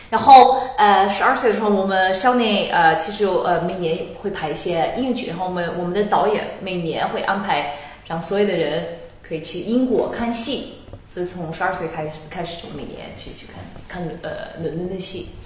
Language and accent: Chinese; Netherlands; 因为我在荷兰长大了嘛嗯，很，我身边的人就荷兰人比较多